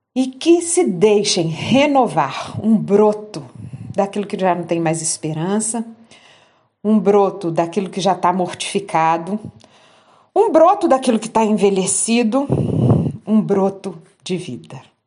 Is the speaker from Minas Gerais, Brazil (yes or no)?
yes; Minas Gerais, Brazil; Lá em Minas Gerais, né, na minha terrinha